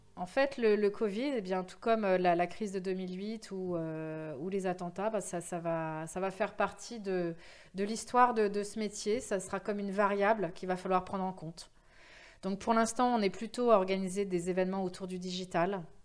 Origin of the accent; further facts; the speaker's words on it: France; accent: French; also born or lived in New York; mon accent très français